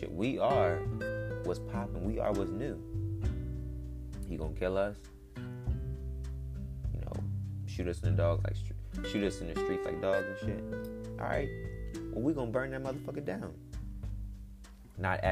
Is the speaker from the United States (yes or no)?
yes; United States; When black people first came to America, because we weren't originally from here, we're from Africa